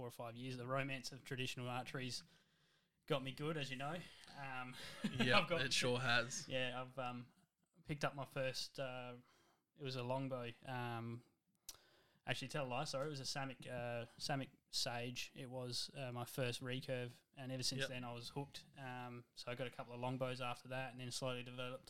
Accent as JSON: {"language": "English", "town": "Gawler", "region": "South Australia", "country": "Australia", "tie": "born or raised there", "also_born_or_lived": "Clare, South Australia", "said": "I've born and bred in Gawler"}